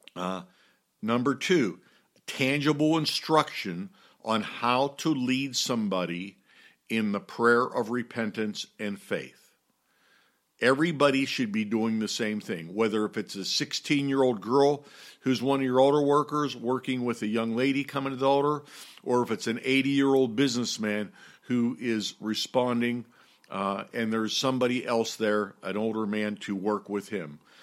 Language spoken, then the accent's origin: English; Pittsburgh, Pennsylvania, United States; moved away; I'm from Pittsburgh originally, and I grew up with Roberto Clemente as my hero.